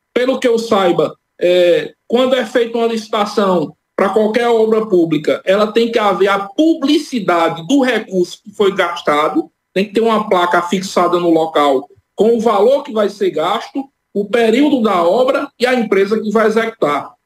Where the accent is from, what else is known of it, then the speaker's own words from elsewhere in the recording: Cajazeiras, Paraíba, Brazil; moved away as an adult; a comunidade onde nasci, onde vivi boa parte de minha vida, saí de lá há bem pouco tempo